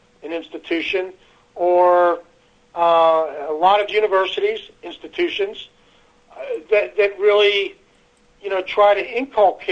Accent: United States; I grew up in America

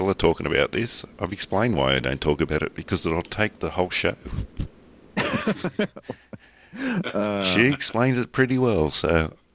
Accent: Australia; I'm Australian

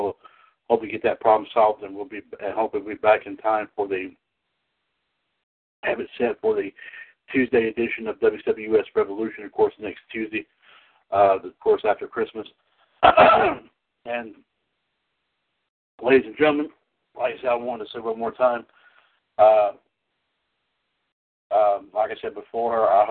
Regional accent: Trinity, North Carolina, United States; here in Trinity, right here in my hometown

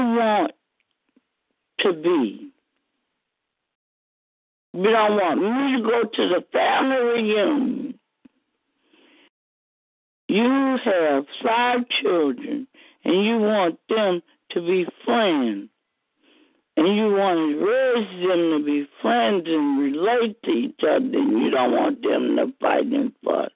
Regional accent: New Orleans, Louisiana, United States; moved away as an adult; now in Kilmichael, United States; I'm from New Orleans. I winded up in Kilmichael after Katrina

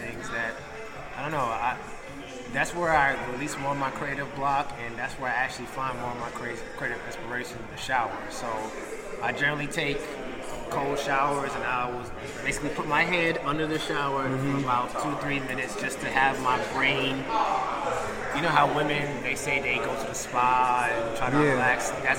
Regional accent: Jamaica; accent: Jamaican; now in New York, United States; And as you can hear, my Jamaican accent is pretty much gone.

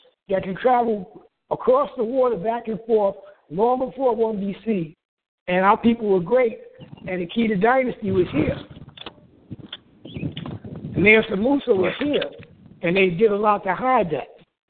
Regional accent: Los Angeles, California, United States; I'm from Los Angeles.

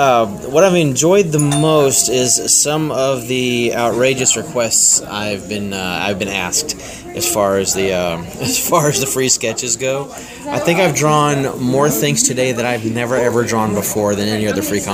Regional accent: Columbia, South Carolina, United States; I'm from Columbia, South Carolina.

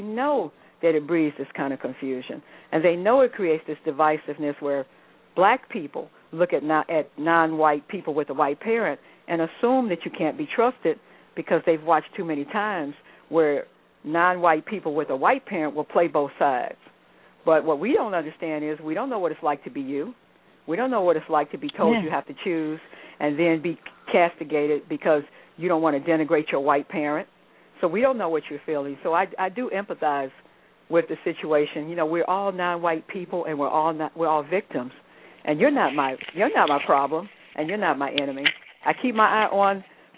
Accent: United States; growing up in the United States

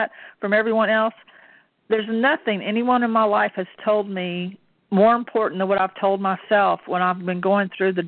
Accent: the South, United States; we're from the South

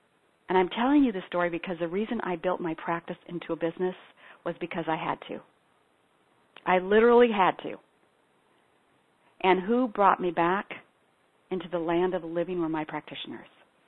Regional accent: Ethiopia; born or raised there

